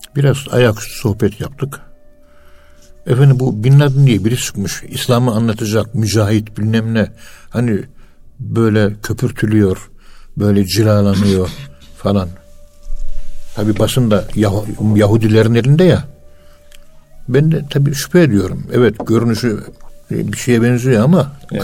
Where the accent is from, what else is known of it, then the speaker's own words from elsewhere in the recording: Turkey; Biz Müslümanız. Biz Türküz